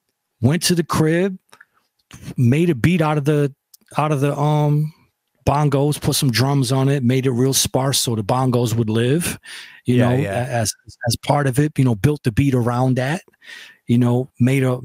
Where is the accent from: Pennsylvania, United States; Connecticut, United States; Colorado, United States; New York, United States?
New York, United States; Rochester; also born or lived in Buffalo, New York; I'm from Rochester